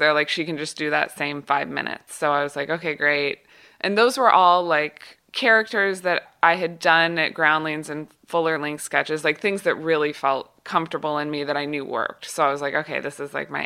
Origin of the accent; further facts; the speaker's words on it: Kansas City, United States; moved away as an adult; also born or lived in Los Angeles; I was from Kansas City